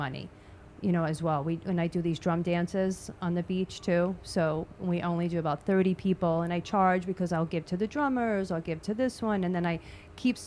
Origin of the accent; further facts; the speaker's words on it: New York, United States; I'm a New Yorker, Italian New Yorker